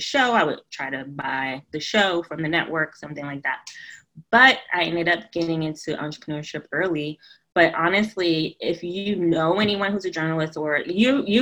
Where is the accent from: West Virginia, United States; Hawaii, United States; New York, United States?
New York, United States; New York City; I'm from New York, Brooklyn, New York, born and raised